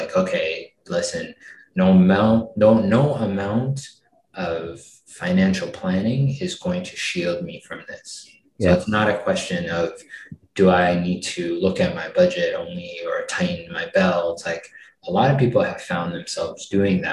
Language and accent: English; Canada; as a Canadian